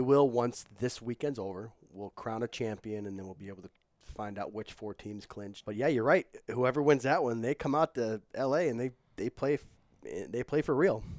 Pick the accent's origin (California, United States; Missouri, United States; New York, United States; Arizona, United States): Missouri, United States; St. Louis; it's my hometown